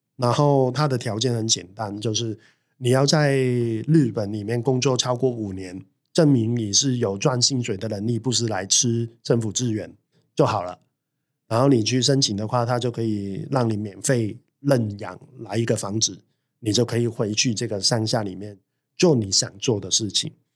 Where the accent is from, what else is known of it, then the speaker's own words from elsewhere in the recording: Hong Kong; now in Taiwan; 我在台湾其实是没有老家的嗯。。我去到哪里，我都是香港人啊